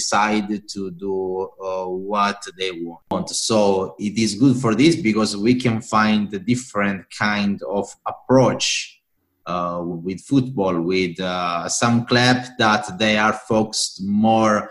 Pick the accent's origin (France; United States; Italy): Italy; moved away as an adult; also born or lived in Hungary / Australia; I am from Italy